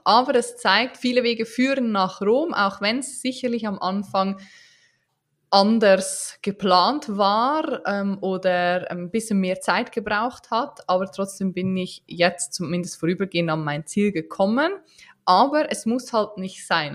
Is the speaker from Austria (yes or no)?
no; Switzerland; wie man unschwer hören kann, äh, bin ich keine Deutsche, auch keine Österreicherin, sondern eine Schweizerin